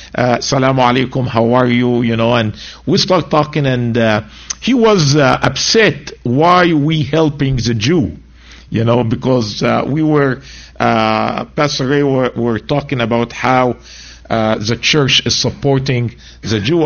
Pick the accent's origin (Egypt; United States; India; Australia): Egypt; moved away; I'm from Egypt.